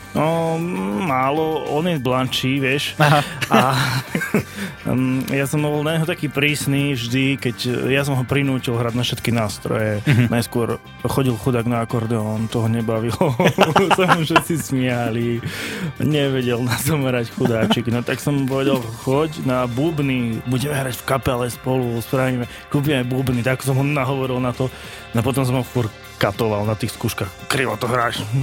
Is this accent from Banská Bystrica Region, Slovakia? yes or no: yes; Banská Bystrica, Banská Bystrica Region, Slovakia; ja som Bystričan a som hrdý na to, že som Bystričan